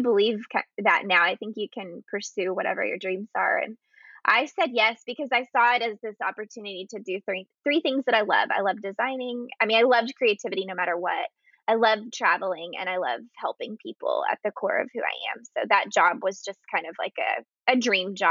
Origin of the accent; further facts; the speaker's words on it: Texas, United States; I was born and raised in Texas